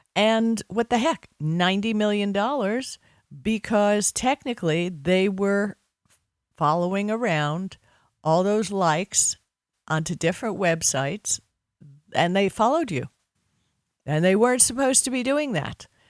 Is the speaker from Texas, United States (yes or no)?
no; Miami Beach, Florida, United States; I grew up on Miami Beach